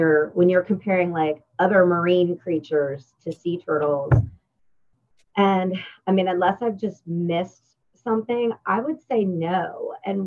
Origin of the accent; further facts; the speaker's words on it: Pennsylvania, United States; moved away as an adult; also born or lived in North Carolina; now in Mississippi, United States; I grew up in Pennsylvania, so landlocked.